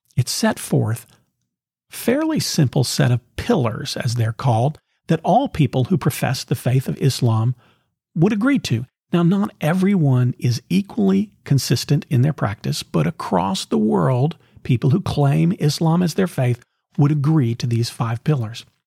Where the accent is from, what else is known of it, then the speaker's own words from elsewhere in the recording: the South, United States; growing up in the South, in the sixties and seventies